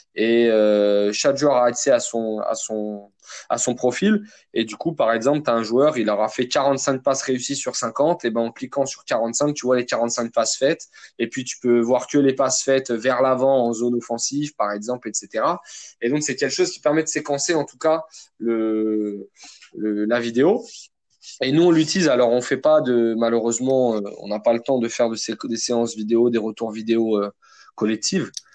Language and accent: French; Vitry-sur-Seine, Île-de-France, France; j'ai grandi à Vitry-sur-Seine dans le Val-de-Marne, dans le 94